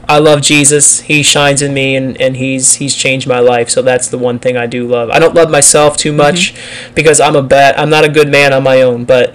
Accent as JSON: {"language": "English", "region": "Pennsylvania", "country": "United States", "lives_now": "Texas, United States", "said": "Like, I moved from Pennsylvania to Texas, and culture is a little different here."}